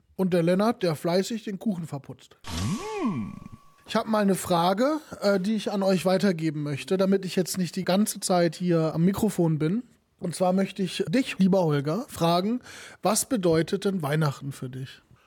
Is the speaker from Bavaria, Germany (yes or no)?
no; Kevelaer, North Rhine-Westphalia, Germany; moved away; bei uns in Kevela, woher ich komme, ne, ich bin ja Kevelarer